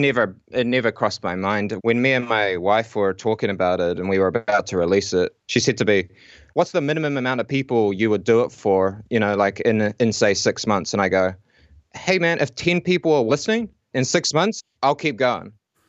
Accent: Whanganui, Manawatū-Whanganui, New Zealand; also born or lived in Auckland; now in Wellington, New Zealand; I'm actually originally from Whanganui. And my wife, she's from Auckland. And when I moved to Auckland to do some, you know, university stuff, we met there. And then we ended up sort of moving down to Wellington.

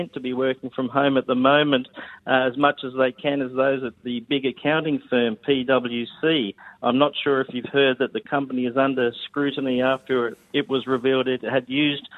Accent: Queensland, Australia; I'm a Queenslander.

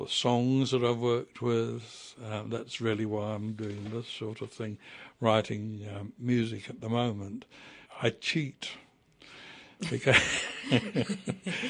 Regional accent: England, United Kingdom; moved away as an adult; also born or lived in New Zealand; now in Paraparaumu, New Zealand; I was born in England and lived the first half of my life there

